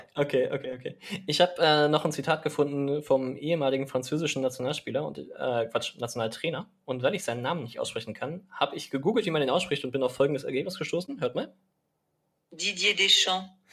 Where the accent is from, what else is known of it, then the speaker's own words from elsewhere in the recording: Germany; bei uns in Deutschland